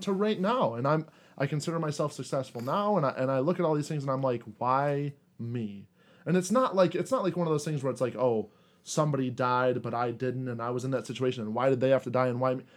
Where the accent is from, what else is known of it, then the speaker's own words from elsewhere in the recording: United States; I was born in America, to a blue collar family